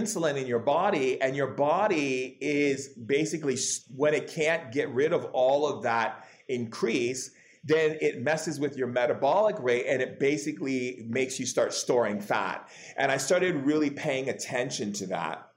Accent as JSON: {"language": "English", "region": "Hawaii", "country": "United States", "tie": "born or raised there", "also_born_or_lived": "California", "said": "I grew up in Hawaii and California"}